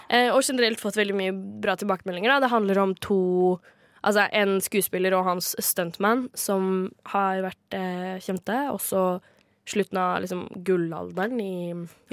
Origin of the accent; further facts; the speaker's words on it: Kragerø, Vestfold og Telemark, Norway; moved away; jeg er jo fra Kragerø